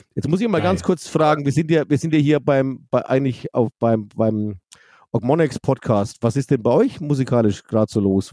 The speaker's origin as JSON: {"language": "German", "town": "Forchheim", "region": "Bavaria", "country": "Germany", "tie": "born or raised there", "said": "Ich bin in Forchheim geboren. Das ist zwar nur 15 Kilometer weg, aber genau zwischendrin ist die Grenze. Ich bin Oberfranke"}